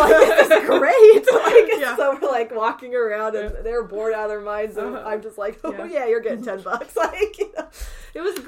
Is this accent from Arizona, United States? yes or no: yes; Arizona, United States; moved away; back to my hometown in Arizona